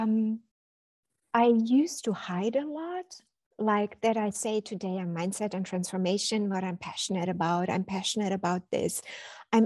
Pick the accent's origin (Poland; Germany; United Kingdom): Germany; Berlin; English is a second language; now in Cologne, Germany; I was born and raised in Berlin